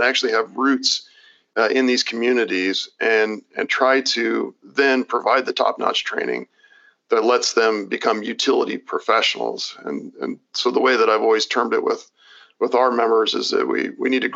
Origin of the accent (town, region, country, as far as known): Kansas, United States; born or raised there